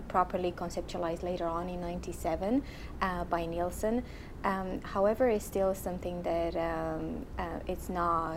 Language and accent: English; Transylvania, Romania; English is a second language; moved away as an adult; also born or lived in Dublin, Ireland; I was born in Transylvania, Romania